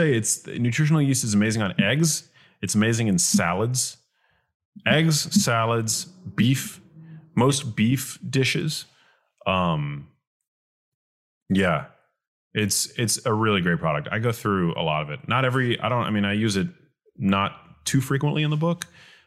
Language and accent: English; New York City, New York, United States; growing up in New York City